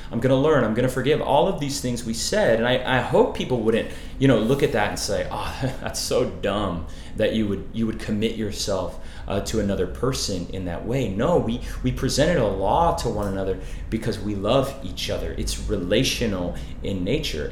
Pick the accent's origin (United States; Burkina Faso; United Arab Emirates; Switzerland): United States; Arizona; I, I grew up in Arizona